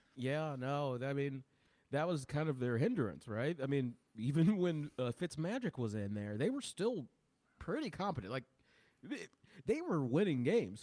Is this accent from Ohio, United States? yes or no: yes; Ohio, United States; I'm from Ohio